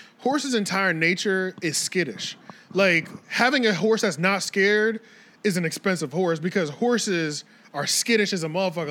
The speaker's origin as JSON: {"language": "English", "area": "right outside of Philly", "region": "Pennsylvania", "country": "United States", "tie": "born or raised there", "also_born_or_lived": "Maryland / Alabama (family)", "said": "I'm not from Alabama. My family's from Alabama. Yeah. I was born in Maryland, raised right outside of Philly. So it's like that's more city."}